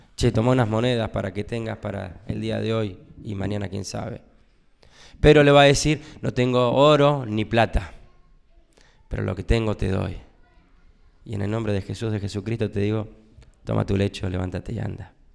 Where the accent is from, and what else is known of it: Argentina